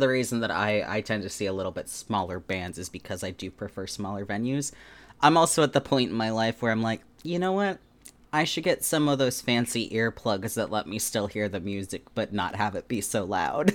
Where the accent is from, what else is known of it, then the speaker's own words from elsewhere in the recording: Anchorage, Alaska, United States; I grew up in Anchorage, Alaska.